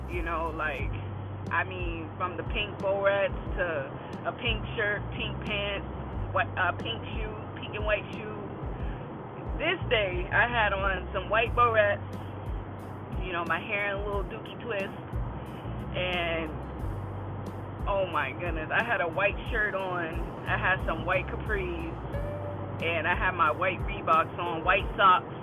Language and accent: English; Boston, Massachusetts, United States; I'm from Boston, you know. I'm from the B town.